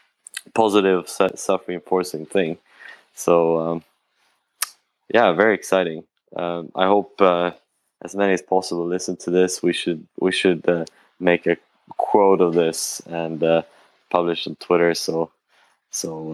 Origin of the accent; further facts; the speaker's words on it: Sweden; some company in Sweden where I'm from